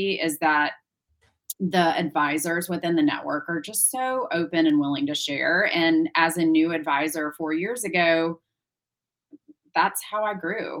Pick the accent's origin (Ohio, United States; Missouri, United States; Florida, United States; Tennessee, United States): Missouri, United States; St. Louis; I grew up in St. Louis, so pretty landlocked in the Midwest